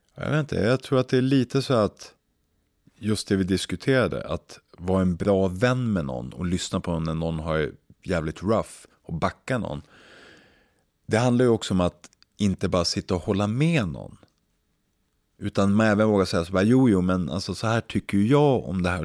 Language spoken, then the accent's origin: Swedish; Umeå, Västerbotten County, Sweden; moved away; när jag växte upp i Umeå